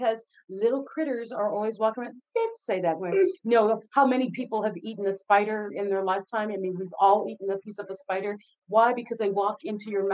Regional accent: Philippines; moved away; I grew up in the Philippines.

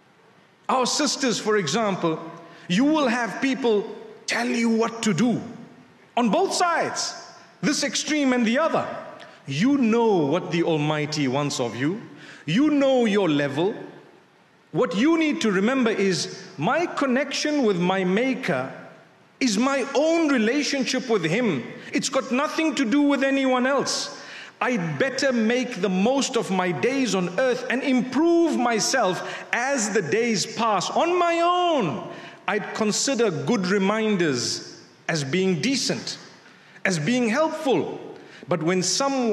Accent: Zimbabwe; moved away; I come from Zimbabwe.

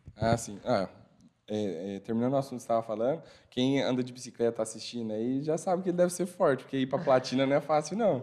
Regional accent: Tarumã, São Paulo, Brazil; eu sou de lá de Tarumã, São Paulo

